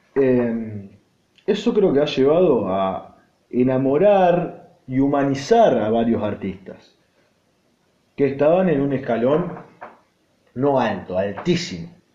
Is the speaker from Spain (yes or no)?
no; Argentina; estoy viviendo, y va, y nací, y me crié acá, en un país en el cual yo amo